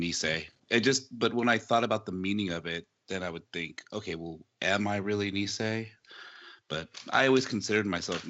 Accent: San Diego, California, United States; first language Japanese; English is a second language; there wasn't a lot of other Japanese or Asian kids. Like, I grew up in San Diego, but it was down south, like, by the border.

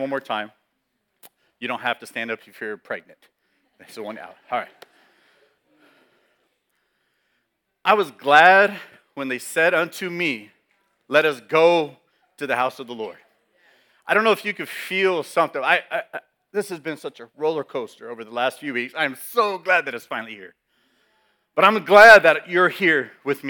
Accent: California, United States; I'm born and raised in California.

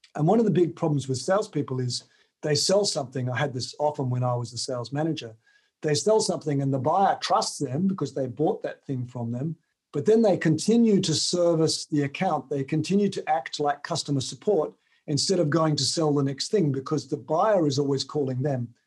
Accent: Tasmania, Australia; moved away as an adult; also born or lived in United Kingdom; I grew up in Tasmania

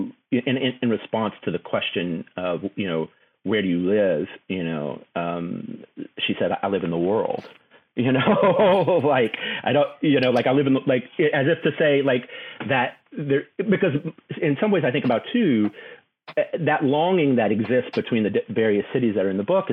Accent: Houston, Texas, United States; also born or lived in New Orleans, Louisiana / Baltimore; my family left there when I was 2, but we would spend summers and Christmases there. So that kind of being stretched between 2 places, you know, I grew up in Houston, Texas

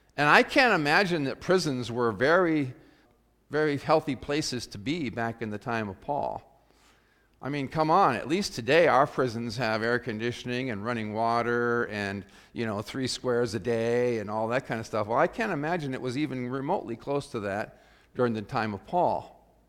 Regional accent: South Dakota, United States; growing up in South Dakota when I was in high school

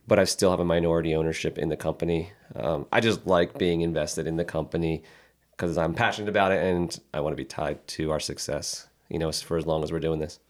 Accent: Philadelphia, Pennsylvania, United States; moved away; We both grew up outside of Philadelphia

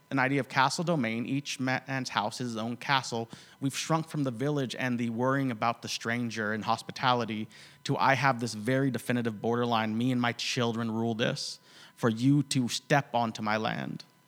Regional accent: United States; I'm from the States

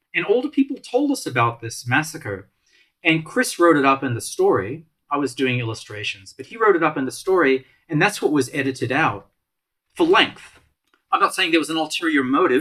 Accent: Malta; moved away; I came from Malta

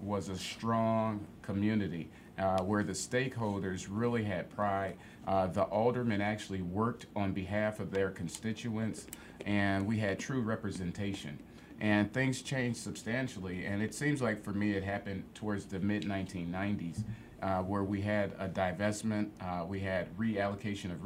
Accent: Chicago, Illinois, United States; growing up in Chatham on the South Side

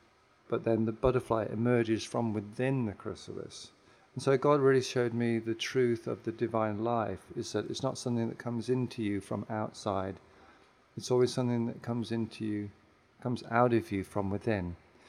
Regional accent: England, United Kingdom; Well, I'm a preacher's kid. I was raised in England, but my dad was an army chaplain. He traveled around the world.

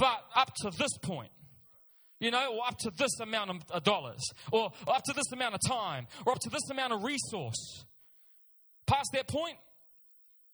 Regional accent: Auckland, New Zealand; I'm born and raised in Auckland. South Auckland is my home.

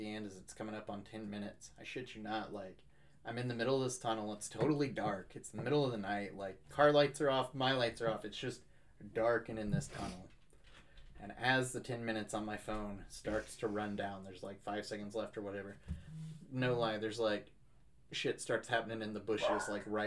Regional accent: Shelbyville, Indiana, United States; I'm from Shelbyville, Indiana

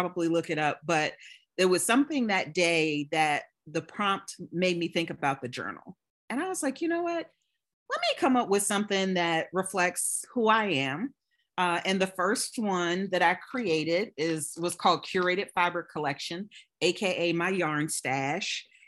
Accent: Richmond, Virginia, United States; now in Atlanta, United States; When I moved to Atlanta from Richmond, Virginia, and I figured the best way to get to meet people was through a shared, you know, hobby.

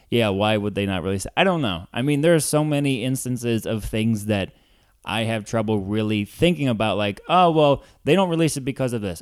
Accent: Columbia, Missouri, United States; also born or lived in Ferguson, Missouri / Saint Louis, Missouri; now in Chicago, United States; grew up in Columbia, where Mizzou is

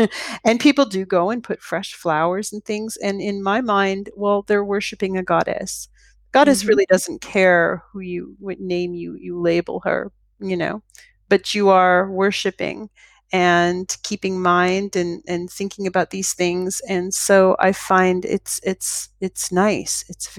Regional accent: Toronto, Ontario, Canada; I came from Toronto, which is a major city.

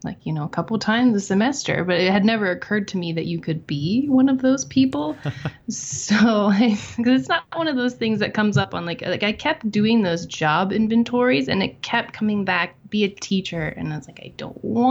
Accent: Phoenixville, Pennsylvania, United States; moved away as an adult; also born or lived in Philadelphia, Pennsylvania; now in western Pennsylvania, United States; I was born and raised in Phoenixville. Lived there my whole life

